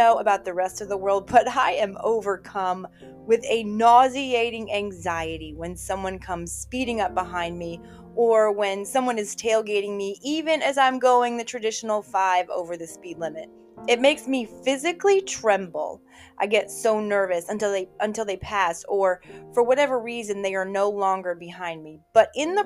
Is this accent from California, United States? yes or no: no; Virginia, United States; moved away; my home state of Virginia, my hometown